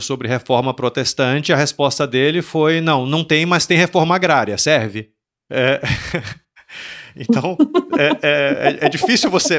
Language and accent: Portuguese; Salvador, Bahia, Brazil; eu sou de Salvador. Em Salvador tinha uma biblioteca